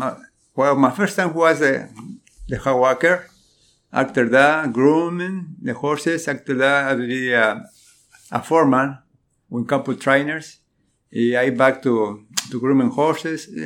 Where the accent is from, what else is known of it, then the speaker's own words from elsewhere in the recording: Cuernavaca, Morelos, Mexico; now in Louisville, United States; I'm from Mexico. Mexico is Cuernavaca City.